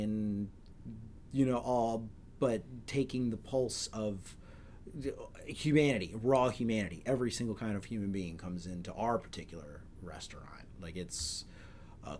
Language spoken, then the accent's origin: English; Maryland, United States